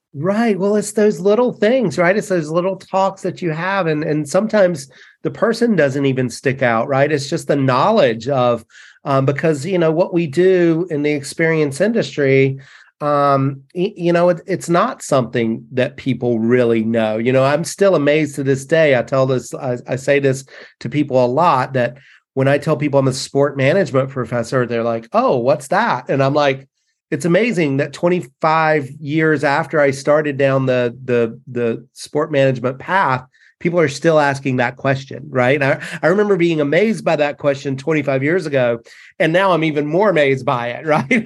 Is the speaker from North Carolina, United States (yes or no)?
yes; North Carolina, United States; this North Carolina kid